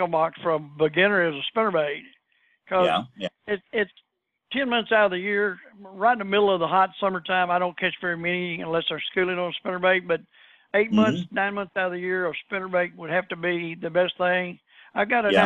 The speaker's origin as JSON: {"language": "English", "region": "Texas", "country": "United States", "said": "us guys from Texas"}